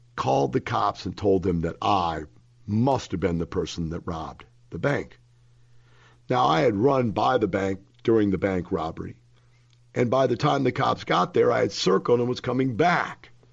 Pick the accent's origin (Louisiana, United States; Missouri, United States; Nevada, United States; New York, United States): Missouri, United States; Florissant; moved away; I grew up in Florissant, Missouri. That is one block from Ferguson, Missouri. I grew up in that neighborhood, folks.